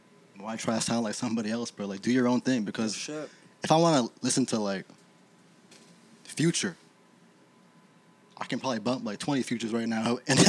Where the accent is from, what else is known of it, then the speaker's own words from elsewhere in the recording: Toronto, Ontario, Canada; they had no idea that I was from Toronto at all